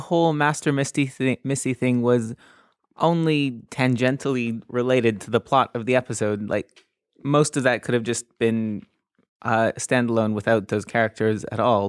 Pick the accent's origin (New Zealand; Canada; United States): Canada; now in United Kingdom; I'm just slightly in the wrong age group to have grown up with it in Canada